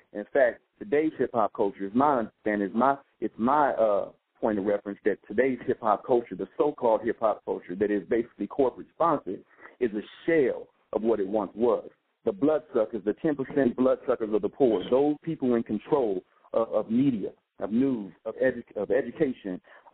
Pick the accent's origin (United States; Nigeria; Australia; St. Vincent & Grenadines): United States; West Coast, California; I grew up on the West Coast